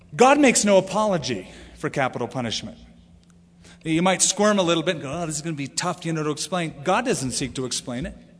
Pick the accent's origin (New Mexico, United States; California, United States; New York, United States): California, United States; now in Albuquerque, United States; I come from California where, you know, we don't even know what a manor is